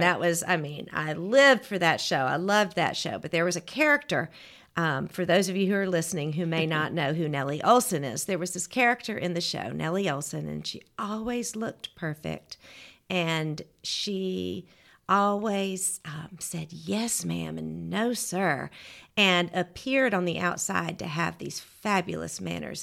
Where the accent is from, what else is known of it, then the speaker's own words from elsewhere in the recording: Georgia, United States; moved away as an adult; also born or lived in Auburn, Alabama / Atlanta, Georgia / Crestline, Alabama; now in Birmingham, United States; I'm from Georgia. I grew up in Georgia